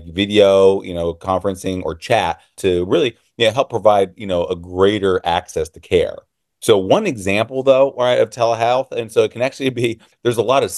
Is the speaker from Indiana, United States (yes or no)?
no; Illinois, United States; I am from Illinois. And so our laws are still, you need a client-patient relationship